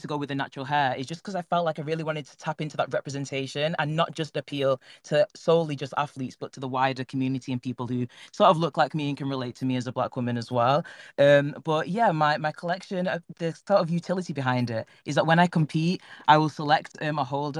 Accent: Manchester, North West England, United Kingdom; I'm from Manchester in England

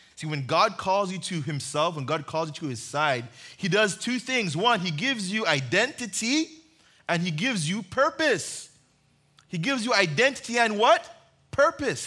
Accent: Uganda; moved away; I grew up in Uganda

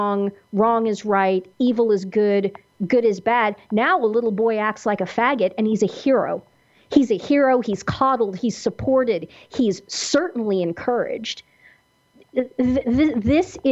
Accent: Kansas, United States; where I grew up in Kansas

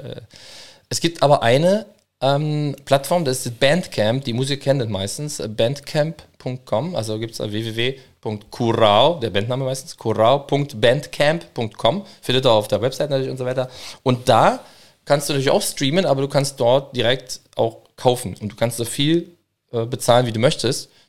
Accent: Berlin, Germany; Gerade als Berliner, bei Hugenotten, Französisch, ja, Pissoir, tralala, Cremant, wie wir hier sehen, es ist immer mit dabei.

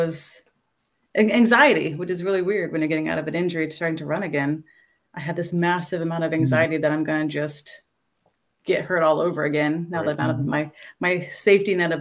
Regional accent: Orlando, Florida, United States; I grew up in and around the Orlando area

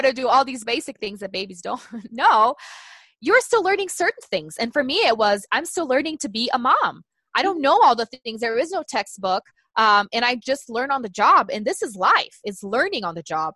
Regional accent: Brazil; English is a second language; moved away as an adult; also born or lived in Tulsa, Oklahoma; now in United States; growing up in Brazil

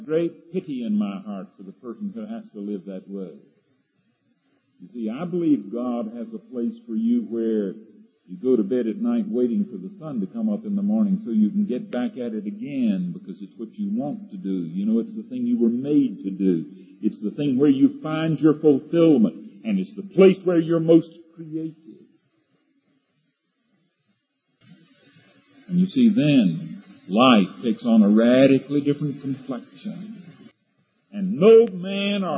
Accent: eastern North Carolina, United States; moved away as an adult; When I came to Asbury College out of the swamps of North Carolina, down in the eastern part of North Carolina, you couldn't get in or out of my hometown without going through Green Swamp

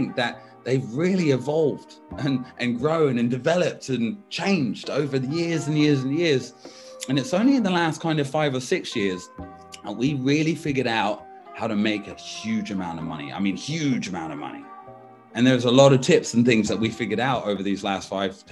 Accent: United States; also born or lived in Washington / California; now in Brighton, United Kingdom; I grew up in kind of Washington State and California, Northern California, so West Side

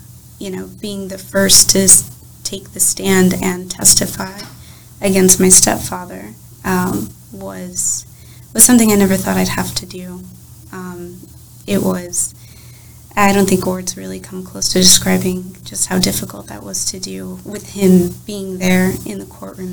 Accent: Illinois, United States; moved away as an adult; I'm originally from Illinois

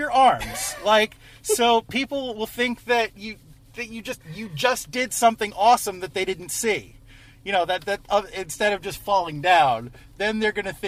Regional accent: New York, United States; I'm a New Yorker

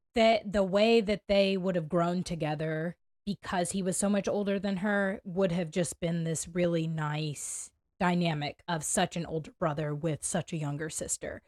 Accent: United States; as an American

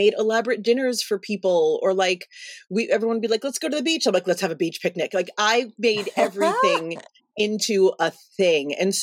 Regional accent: New York City, New York, United States; now in Los Angeles, United States; we're both from the East Coast. So I'm from Brooklyn

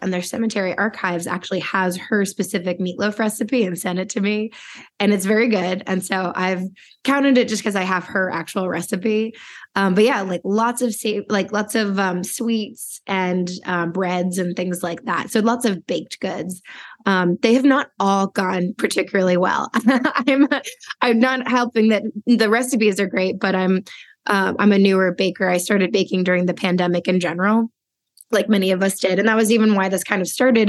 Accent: Washington, District of Columbia, United States; I grew up in Washington D.C.

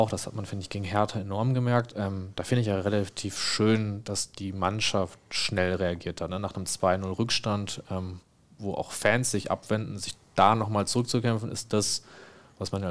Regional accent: Dortmund, North Rhine-Westphalia, Germany; und dann saß man halt als Dortmunder und Schalke

